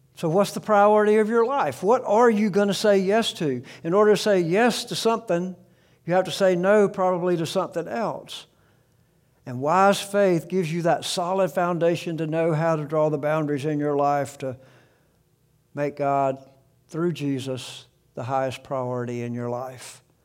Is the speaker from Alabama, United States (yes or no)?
yes; South Alabama, United States; I grew up in South Alabama